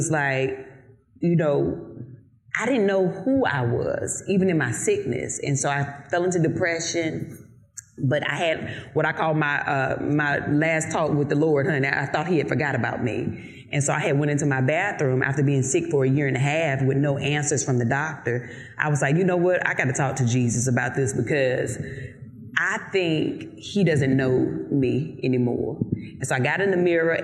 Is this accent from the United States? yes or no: yes; Eden, North Carolina, United States; accent: Southern; moved away; I'm from North Carolina, from a very small town called Eden, North Carolina.